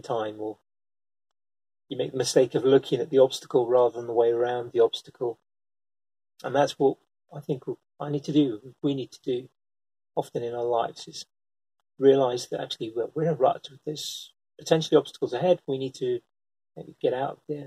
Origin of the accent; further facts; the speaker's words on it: United Kingdom; I'm British